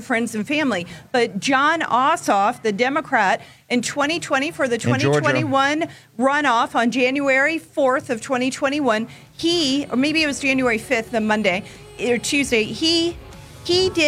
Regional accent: St. Clair County, Michigan, United States; from St. Clair County. I'm the GOP chair of that county.

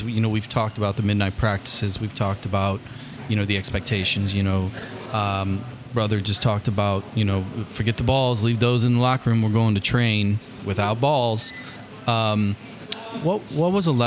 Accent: Granite City, Illinois, United States

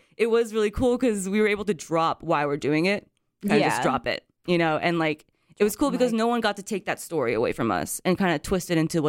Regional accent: Japan; moved away as an adult; now in United States; And it was weird for me because when I was growing up in Japan, I was treated like you're like a foreigner the entire time, right?

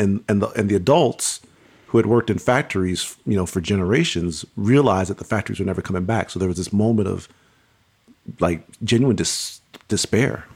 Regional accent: Pontiac, Michigan, United States; I was born and raised in Pontiac, Michigan

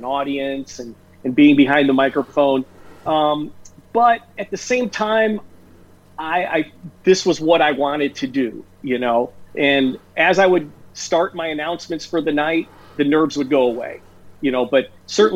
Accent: Chicago, Illinois, United States; I grew up in the Chicago area

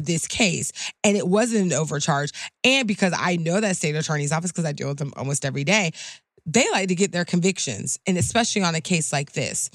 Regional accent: Clearwater, Florida, United States; born and raised in Florida, born and raised in South, and very proud of that fact

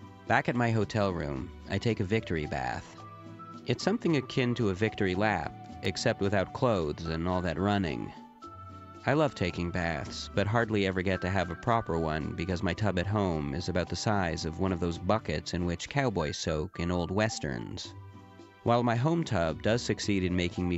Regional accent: Canada; they know that I'm Canadian

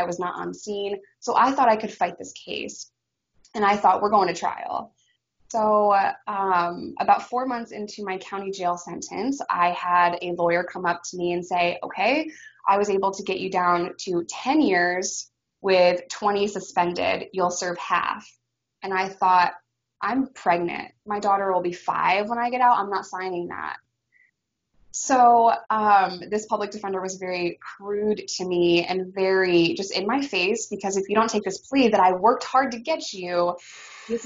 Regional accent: New York, United States; as a New Yorker going to Arkansas

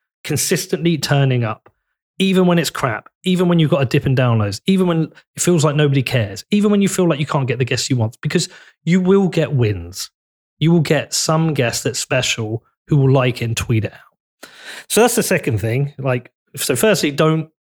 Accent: Bedford, East of England, United Kingdom; my town's really important to me. I'm from Bedford

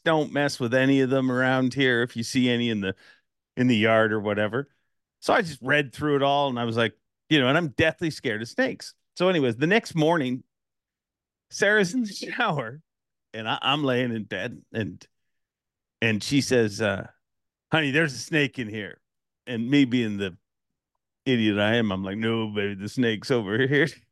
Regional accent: Canada; I'm from Canada

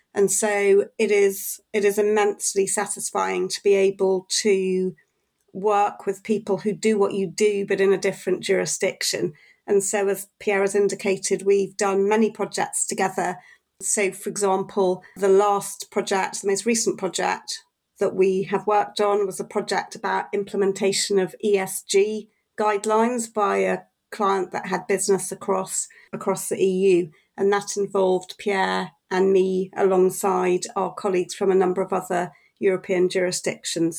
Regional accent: Wales, United Kingdom; I'm Welsh, so I, I have a smattering of Welsh

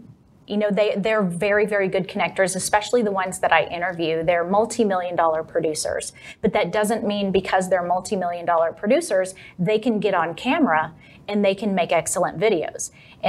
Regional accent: Texas, United States; accent: Texas; The second hardest thing, though, was getting rid of my Texas accent.

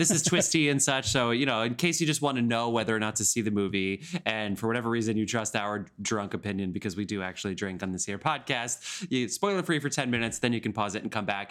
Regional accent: New Jersey, United States; I'm from New Jersey

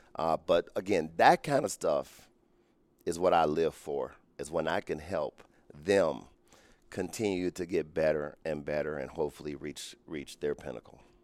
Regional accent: Cincinnati, Ohio, United States; I grew up in Cincinnati, Ohio

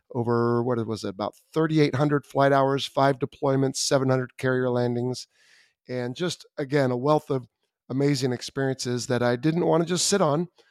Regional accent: Southern California, United States; I grew up in Southern California

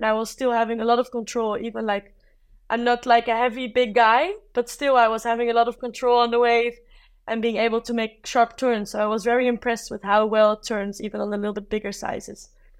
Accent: South Africa; I grew up like in South Africa, and that's also Africa, but this is a different type of Africa.

